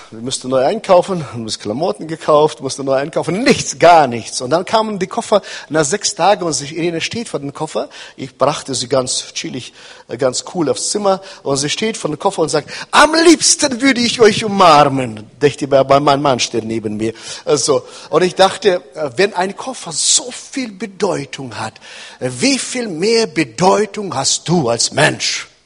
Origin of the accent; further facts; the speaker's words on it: Kazakhstan; German is a second language; now in Hannover, Germany; wir wohnen in Hannover, sondern er kommt nicht aus Hannover, sondern ich bin, wir sind 34 Jahre in Deutschland. Ich bin in Kasachstan geboren, da bin ich aufgewachsen.